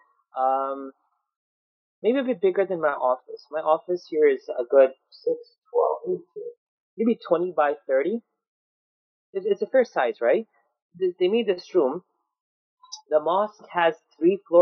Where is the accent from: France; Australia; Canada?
Canada; Toronto, Ontario; Toronto, my hometown